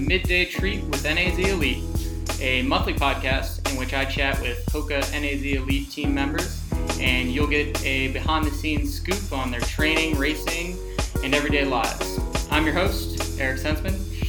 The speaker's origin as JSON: {"language": "English", "town": "St. Louis", "region": "Missouri", "country": "United States", "tie": "born or raised there", "moved": "yes", "lives_now": "Flagstaff, United States", "said": "Ben and I are from St. Louis, same place. I wasn't a runner growing up in St. Louis"}